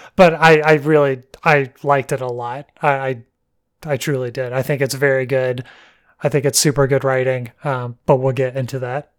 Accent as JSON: {"language": "English", "region": "Alabama", "country": "United States", "tie": "born or raised there", "said": "growing up in Alabama and hunting and bird watchers and all that woodland"}